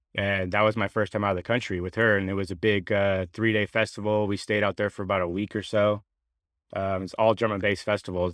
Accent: San Jose, California, United States; also born or lived in Sacramento–San Joaquin Delta, California; I moved from San Jose when I was about thirteen, fourteen years old

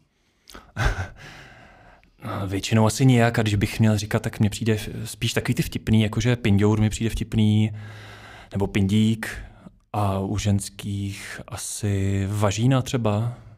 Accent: Duchcov, Ústí nad Labem Region, Czechia; now in Prague, Czechia; jsem ze Sveru Čech, z Duchcova, jinak teďka žiju v Praze

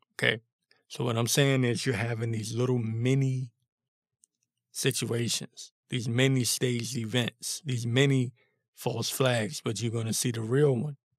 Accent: Washington, District of Columbia, United States; I was born and raised in the Washington, D C area

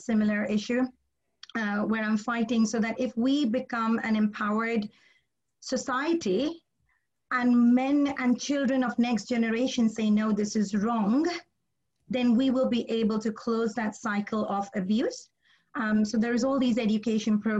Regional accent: India; I'm Indian

